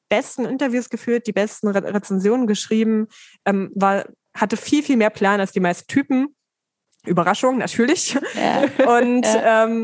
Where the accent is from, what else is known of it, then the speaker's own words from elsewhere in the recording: Dessau, Saxony-Anhalt, Germany; Wo ist denn deine Heimatstadt? Dessau und Sachsen-Anhalt.